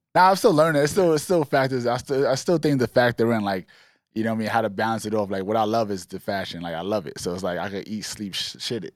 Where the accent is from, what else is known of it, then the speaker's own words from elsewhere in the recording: New York City, New York, United States; We was always, like, fly kids growing up in East Flatbush